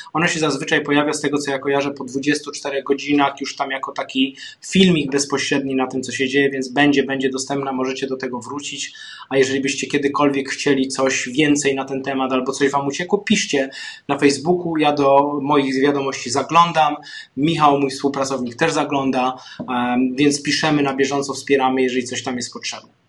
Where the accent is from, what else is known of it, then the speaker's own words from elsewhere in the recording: Zabłocie, Silesian Voivodeship, Poland; Ja pochodzę z Zabłocia, z takiej małej wsi, koło strumienia, koło pszczyny, więc moje rodzinne strony